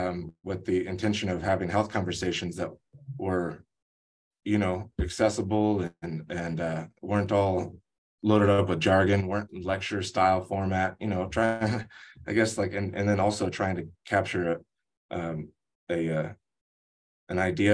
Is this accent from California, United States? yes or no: yes; Los Angeles, California, United States; also born or lived in Oregon; I am of Ukrainian, Irish, and Cherokee Apache descent. I was born in Oregon. I grew up in a little kind of Mexican town in Los Angeles.